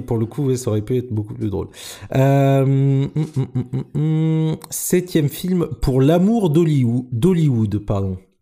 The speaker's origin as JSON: {"language": "French", "region": "Normandy", "country": "France", "said": "je suis normand"}